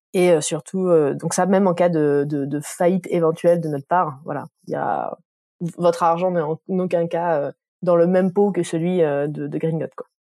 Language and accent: French; Dijon, Bourgogne-Franche-Comté, France; je viens de Dijon